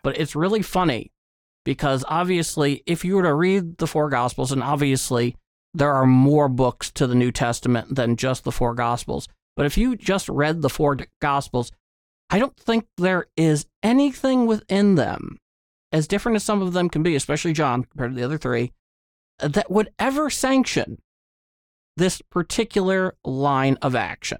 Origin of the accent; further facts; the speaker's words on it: United States; as an American